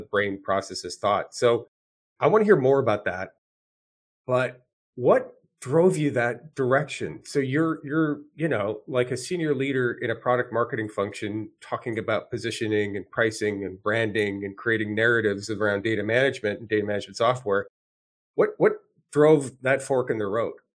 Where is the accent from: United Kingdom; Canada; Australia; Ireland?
Canada; moved away as an adult; now in United States; I was born and raised in Canada. I spent my first 25 years in Canada